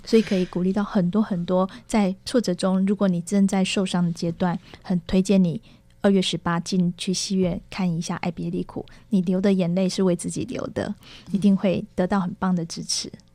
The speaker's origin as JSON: {"language": "Chinese", "country": "Taiwan", "also_born_or_lived": "Tamsui, New Taipei", "said": "我一直跟他说我们是台湾"}